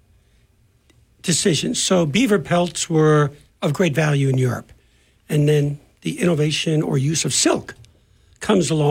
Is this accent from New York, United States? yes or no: yes; New York, United States; accent: New York; I'm a New Yorker.